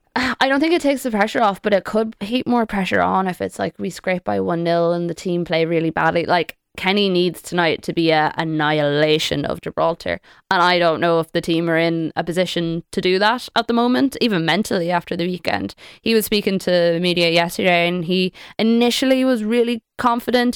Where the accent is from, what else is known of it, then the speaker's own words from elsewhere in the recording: Sligo, Connacht, Ireland; I'm from Sligo